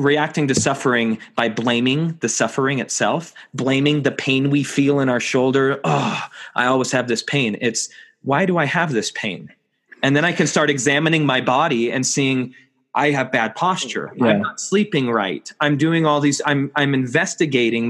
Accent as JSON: {"language": "English", "country": "United States", "said": "I'm an American"}